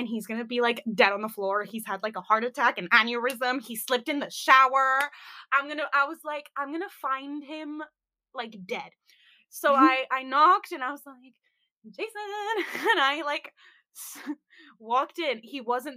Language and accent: English; United States; accent: American (slightly off); my American accent was, like, slightly off